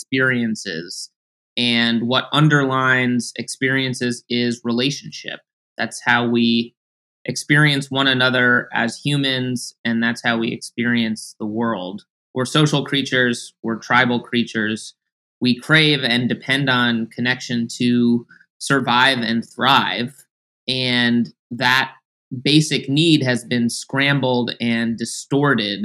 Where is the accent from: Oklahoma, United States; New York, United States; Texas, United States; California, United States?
New York, United States; New York City; somebody who grew up in New York City, born and raised in Manhattan